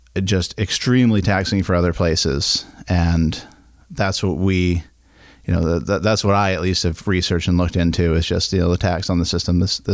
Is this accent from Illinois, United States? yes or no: no; Camden, Maine, United States; Yeah, I was born in Glen Cove, Maine, Penn Bay Medical Center.